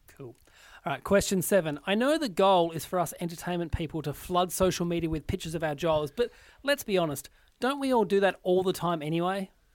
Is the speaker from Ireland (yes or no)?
no; Australia; as an Australian entertainer